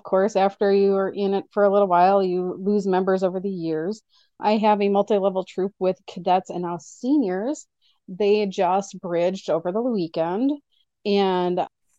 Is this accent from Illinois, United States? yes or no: no; Oshkosh, Wisconsin, United States; I am from Oshkosh, Wisconsin, and I'm part of the GSNWGL Council, which is Girl Scouts of Northwestern Great Lakes.